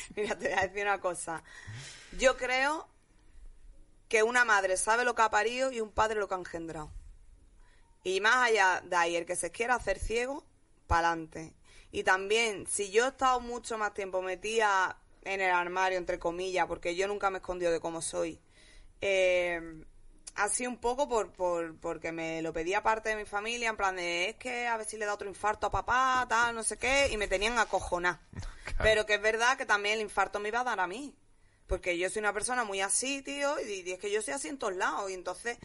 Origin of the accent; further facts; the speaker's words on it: Jerez de la Frontera, Andalusia, Spain; now in Madrid, Spain; yo me he criado entre los mormones, mm, los americanos, Jerez, que es lo más gitano del mundo